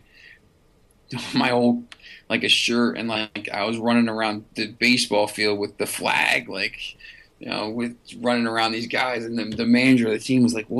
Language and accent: English; New Jersey, United States; I'm from New Jersey